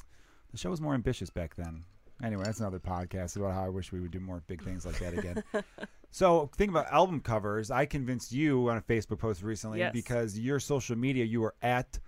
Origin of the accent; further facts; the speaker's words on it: Chicago, Illinois, United States; I grew up here in Second City's right there.